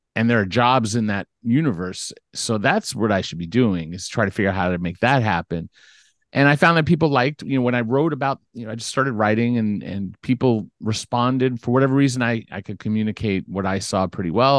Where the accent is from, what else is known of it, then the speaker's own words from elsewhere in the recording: Beverly Hills, California, United States; also born or lived in Culver City; I grew up in Beverly Hills